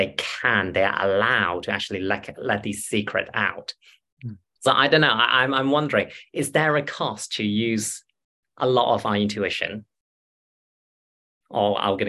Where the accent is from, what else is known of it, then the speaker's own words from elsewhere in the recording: China; I'm Chinese. I'm from China.